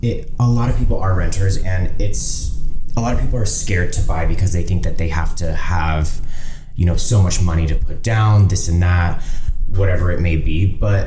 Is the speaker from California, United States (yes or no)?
no; Las Vegas, Nevada, United States; moved away as an adult; now in Los Angeles, United States; born and raised in Las Vegas.